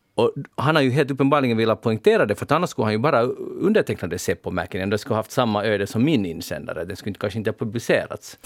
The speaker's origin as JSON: {"language": "Swedish", "town": "Pargas", "region": "Southwest Finland", "country": "Finland", "said": "Jag kommer nämligen från Pargas"}